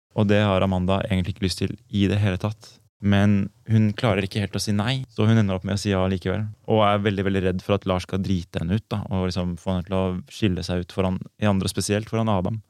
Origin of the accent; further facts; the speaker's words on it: Oslo, Norway; also born or lived in Copenhagen; Jeg er også født i 88, også fra Oslo